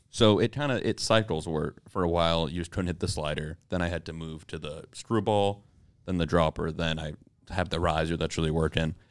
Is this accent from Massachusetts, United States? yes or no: yes; Boston, Massachusetts, United States